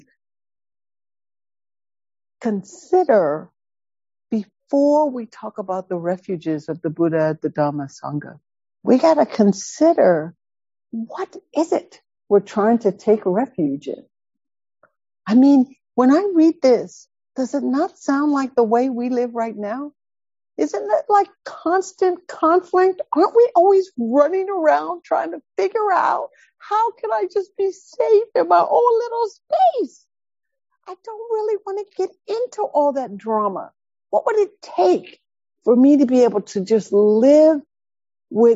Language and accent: English; High Point, North Carolina, United States; When I grew up in High Point, so I grew up in the projects in a very dysfunctional house